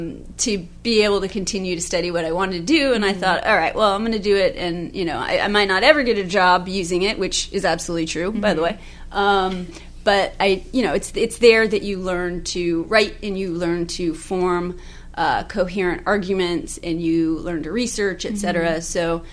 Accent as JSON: {"language": "English", "region": "Alaska", "country": "United States", "tie": "born or raised there", "said": "from that region, probably about an hour outside of Anchorage. So, so I grew up in Christian school"}